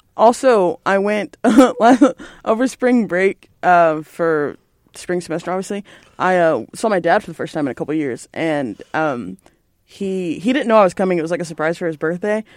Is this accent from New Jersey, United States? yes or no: no; Belton, Texas, United States; moved away as an adult; I'm from Belton